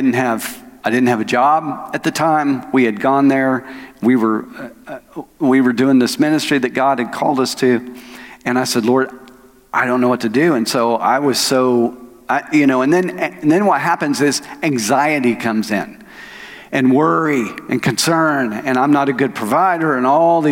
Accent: Oklahoma, United States; moved away as an adult; now in Arkansas, United States; I'm from Oklahoma. I was born and raised in Oklahoma.

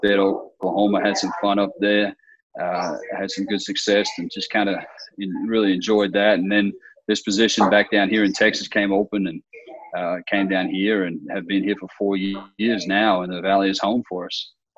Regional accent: Australia; moved away as an adult; now in United States; I'm originally from Australia, so I grew up in Australia and spent my whole childhood in Australia. I didn't come here until uh, I was in college

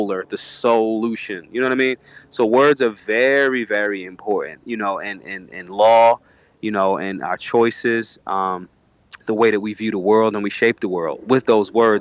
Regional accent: Philadelphia, Pennsylvania, United States; I'm from North Philly. You know, I've moved around all parts of Philadelphia in my youth. You know, but I'm originally from North Philadelphia

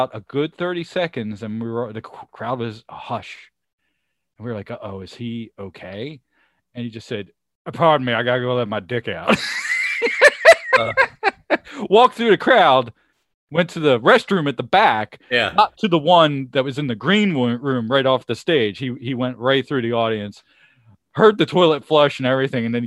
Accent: Chester, Pennsylvania, United States; I grew up in Chester, PA

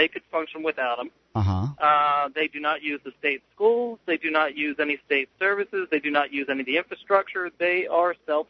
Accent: Pennsylvania Dutch country, United States; I grew up in Pennsylvania Dutch country, and I've got Amish heritage.

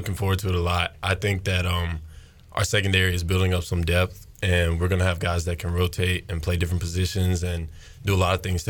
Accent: Alabama, United States; moved away as an adult; now in Greenville, United States; So I'm originally from Lionville, Alabama, small town, 1,500, 2,000 people. Grew up there my whole life, you know what I'm saying? Born and raised there, deep south

